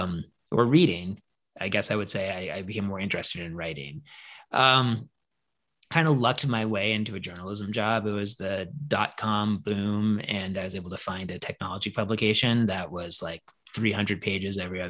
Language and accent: English; Newton, Massachusetts, United States; I grew up in Newton, which is like one of the, like the first ring of Western suburbs outside